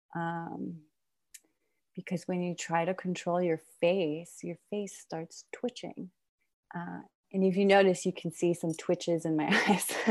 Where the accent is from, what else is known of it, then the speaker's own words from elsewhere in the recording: Iran; now in Brooklyn, United States; I'm originally from Iran, but I'm mixed. My mother is American and my father is Iranian